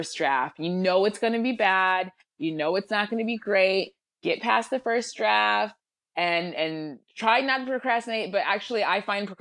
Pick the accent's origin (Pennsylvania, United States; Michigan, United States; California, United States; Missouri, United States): Michigan, United States; Lansing; moved away as an adult; I grew up in Lansing, Michigan